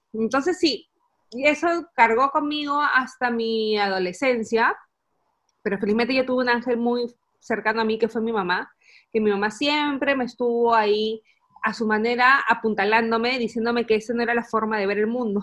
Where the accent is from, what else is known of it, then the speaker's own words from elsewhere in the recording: Peru; moved away as an adult; now in Essen, Germany; Yo soy una peruana que vive en Alemania